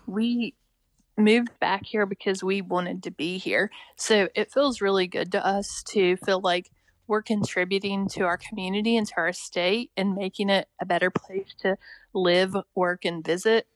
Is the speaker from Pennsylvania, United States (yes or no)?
no; Richwood, West Virginia, United States; moved away as an adult; I grew up in Richwood